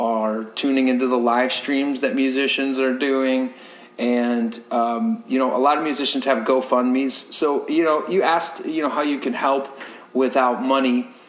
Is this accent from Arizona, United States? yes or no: no; Ohio, United States; now in Tampa Bay, United States; I'm originally from Ohio